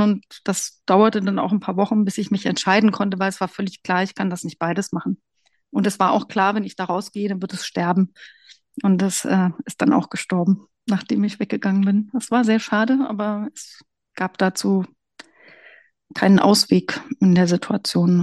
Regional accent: Brandenburg, Germany; moved away as an adult; also born or lived in Hesse / England / Fürstenberg an der Havel; Ich komme aus Brandenburg

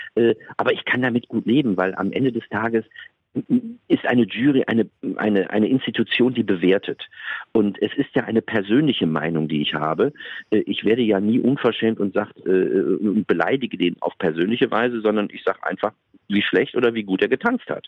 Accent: Duisburg, North Rhine-Westphalia, Germany; now in Frankfurt, Germany; Ich bin hier aus dem Rheinland, ich bin aus Duisburg

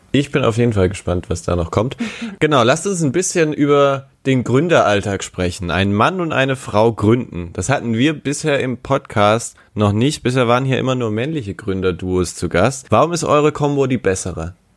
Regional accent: Baden-Württemberg, Germany; now in Stuttgart, Germany; ich komme tatsächlich aus Baden-Württemberg, aber eher aus Baden

